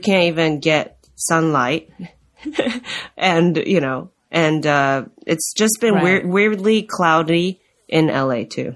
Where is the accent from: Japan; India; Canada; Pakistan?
Japan; moved away; I'm from Japan